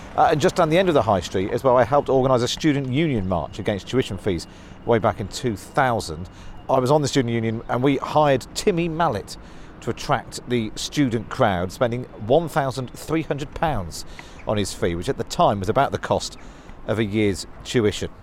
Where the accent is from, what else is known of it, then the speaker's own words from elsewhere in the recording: Taunton, South West England, United Kingdom; moved away as an adult; Taunton is where I was born and grew up